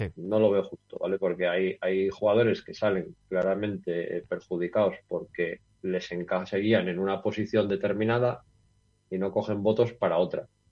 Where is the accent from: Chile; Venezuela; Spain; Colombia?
Spain; Gijón, Asturias; also born or lived in León; now in Noreña, Spain; yo soy de Gijón, de toda la vida, ¿vale? Yo nací en Gijón